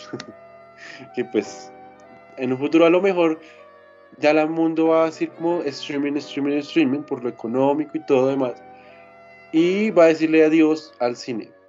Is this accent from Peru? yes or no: no; Colombia; somos de Colombia